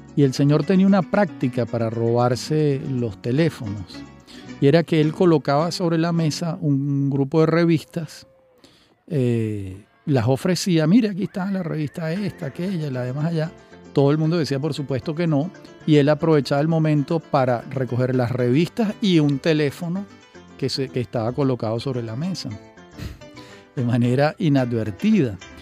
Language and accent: Spanish; Venezuela; accent: Venezuelan; entendían por mi acento que se trataba de un venezolano